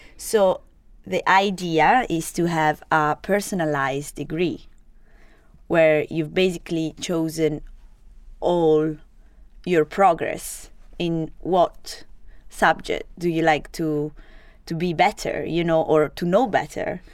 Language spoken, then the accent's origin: English; Genoa, Liguria, Italy; English is a second language; moved away as an adult; also born or lived in Sardinia; now in Edinburgh, United Kingdom; I was born to, uh, in Genova, so it's the north part